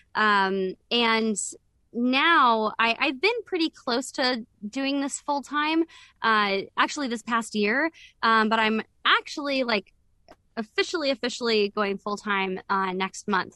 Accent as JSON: {"language": "English", "region": "the South of the United States", "country": "United States", "said": "I am from the South"}